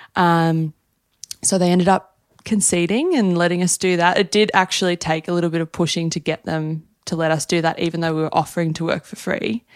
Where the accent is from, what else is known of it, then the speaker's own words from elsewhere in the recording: Newcastle, New South Wales, Australia; moved away as an adult; now in New York, United States; We're Australian.